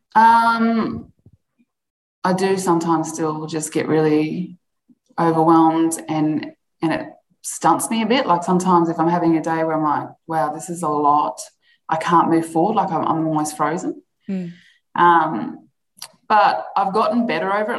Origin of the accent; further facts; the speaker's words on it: Alice Springs, Northern Territory, Australia; growing up in Alice Springs